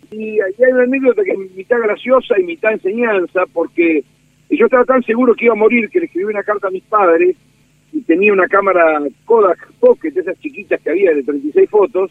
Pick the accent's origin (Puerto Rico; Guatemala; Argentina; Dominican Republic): Argentina; Dolores, Buenos Aires Province; soy del sur del Salado, soy de los Pagos de Dolores